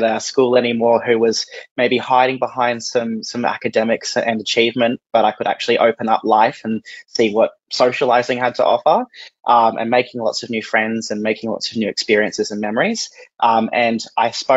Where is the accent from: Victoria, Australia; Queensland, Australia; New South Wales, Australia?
Queensland, Australia; Gold Coast; the Gold Coast, which is where I was born and raised here in Palm Beach